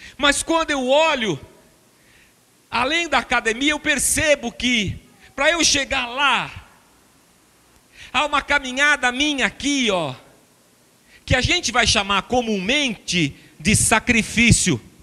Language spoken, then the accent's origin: Portuguese; Barbacena, Minas Gerais, Brazil; now in São Paulo, Brazil; quando era pequeno, criança pequena em Barbacena